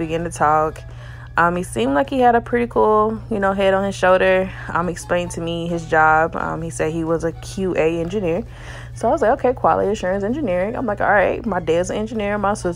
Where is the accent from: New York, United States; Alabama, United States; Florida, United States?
Alabama, United States; I'm from Alabama